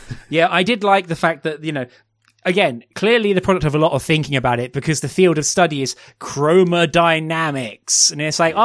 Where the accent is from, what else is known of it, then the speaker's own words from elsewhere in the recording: United Kingdom; as British um, people